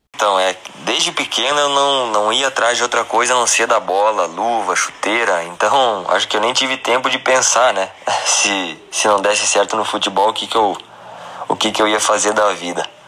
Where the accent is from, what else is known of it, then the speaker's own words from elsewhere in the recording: Vacaria, Rio Grande do Sul, Brazil; also born or lived in Caxias do Sul; sou natural de Vacaria, Rio Grande do Sul